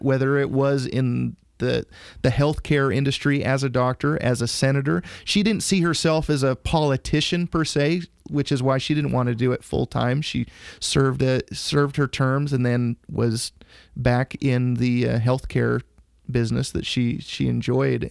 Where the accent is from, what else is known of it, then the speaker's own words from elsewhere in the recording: Idaho, United States; I grew up in Idaho